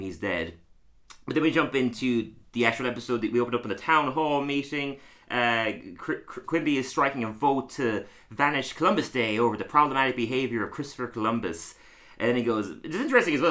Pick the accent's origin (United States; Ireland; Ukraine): Ireland; Tralee, Munster; now in London, United Kingdom; I'm also from Tralee.